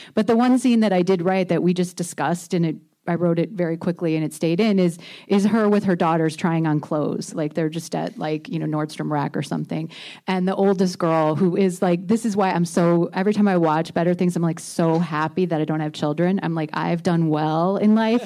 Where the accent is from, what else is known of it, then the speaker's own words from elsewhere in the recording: Indiana, United States; moved away; I grew up in Indiana